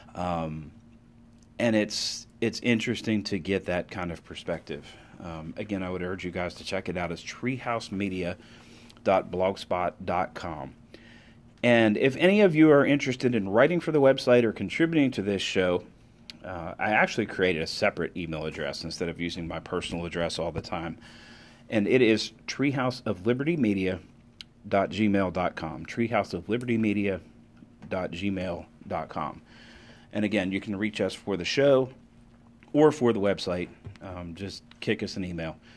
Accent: United States; as an American

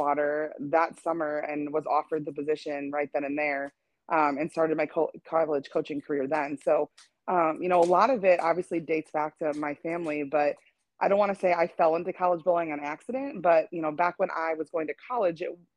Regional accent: Wisconsin, United States; moved away; I'm originally from Wisconsin

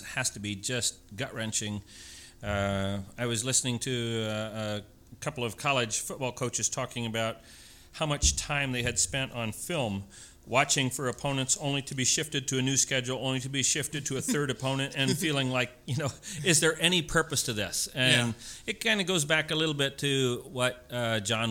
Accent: Jefferson area, Indiana, United States; I born and raised in Jefferson area and attended there through 10th grade.

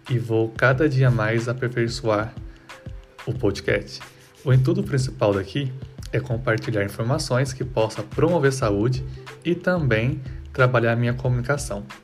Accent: Poços de Caldas, Minas Gerais, Brazil; now in Paraguay; tenho 32 anos, sou de Poços de Caldas, Minas Gerais

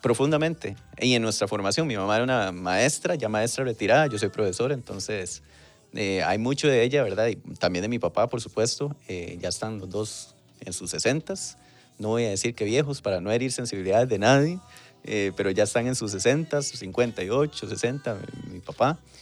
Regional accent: San Isidro de El General, San José, Costa Rica; Soy de Pérez, de Pérez Celedón, nací en año 1991, en, ahí en el centro de Pérez Celedón

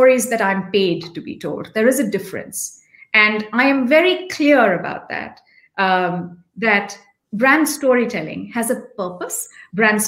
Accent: India; also born or lived in Delhi, India; as an Indian

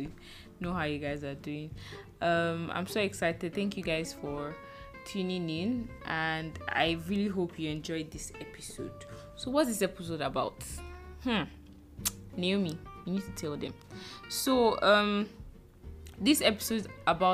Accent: Nigeria; now in Lagos, Nigeria; as a Nigerian working 9 to 5 in Nigeria

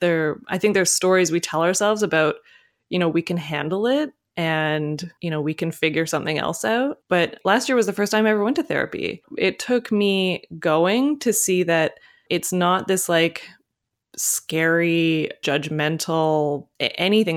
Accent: Canada; being a Canadian

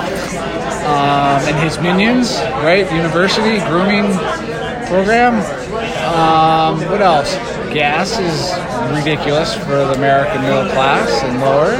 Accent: Saskatchewan, Canada; I'm born and raised. I was born in Saskatchewan

